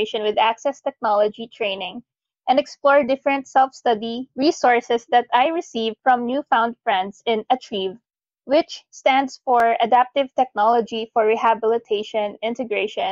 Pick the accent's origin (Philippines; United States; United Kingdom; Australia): Philippines; Bacoor, Calabarzon; I am from Bacoor City, Cavite